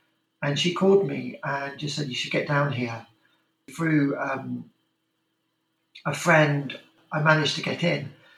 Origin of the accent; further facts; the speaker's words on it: Sheffield, Yorkshire and the Humber, United Kingdom; moved away as an adult; also born or lived in New York / London; growing up in Sheffield